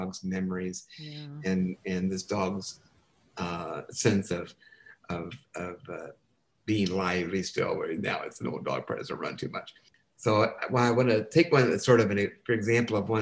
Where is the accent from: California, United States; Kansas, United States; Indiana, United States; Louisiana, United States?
Kansas, United States; I'm from Kansas.